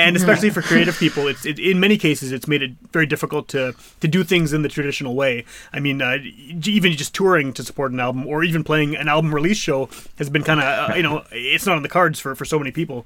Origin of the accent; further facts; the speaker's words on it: Manitoba, Canada; Manitoba, you know, being from here